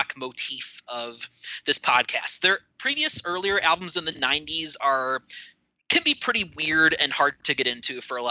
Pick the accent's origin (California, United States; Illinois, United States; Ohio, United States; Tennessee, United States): Ohio, United States; Cleveland; I'm from the Cleveland area myself, actually lived there most of my life